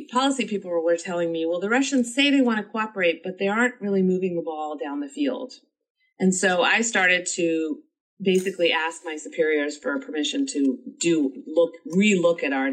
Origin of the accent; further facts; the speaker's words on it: Chappaqua, New York, United States; moved away as an adult; also born or lived in Washington, D.C.; I grew up in Chappaqua, but we were not wealthy at all.